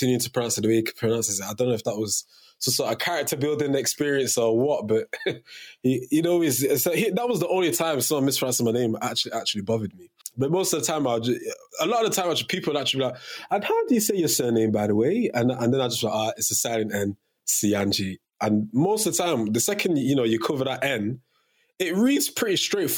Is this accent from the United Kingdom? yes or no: no; Cameroon; was born, 1999, you know, Fresh Prince and all that, it was very, very popular in Cameroon, which is my home country.